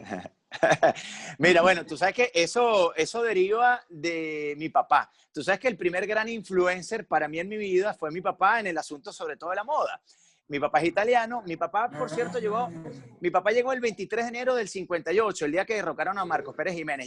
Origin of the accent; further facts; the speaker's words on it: Valencia, Carabobo, Venezuela; moved away as an adult; now in Caracas, Venezuela; Yo, yo soy de Valencia, como ustedes ya dijeron, yo tengo 10 años radicado aquí en Caracas